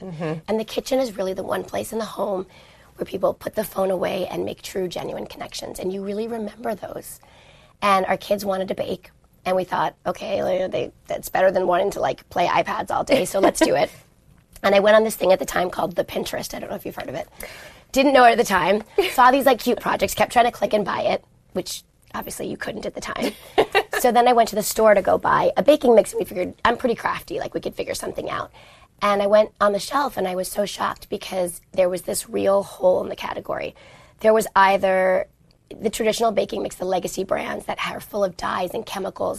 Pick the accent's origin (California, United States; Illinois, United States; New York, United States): New York, United States; New York City; moved away; growing up in New York